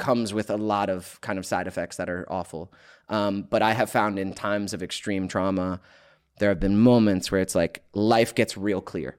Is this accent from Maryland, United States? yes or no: no; Georgia, United States; now in California, United States; We, we grew up in Georgia together